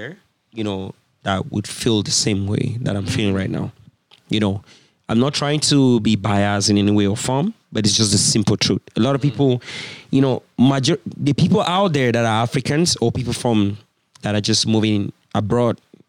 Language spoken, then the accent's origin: English; Cameroon; moved away as an adult; now in Canada; my home country, Cameroon